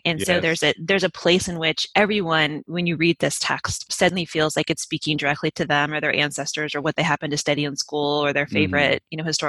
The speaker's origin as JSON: {"language": "English", "region": "Utah", "country": "United States", "accent": "Utah", "said": "That's what I like to tell people when they call me out of my Utah accent."}